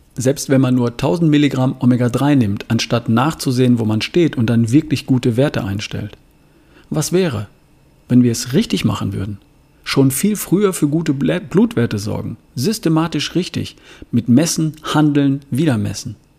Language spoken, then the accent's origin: German; Germany; hier bei uns in Deutschland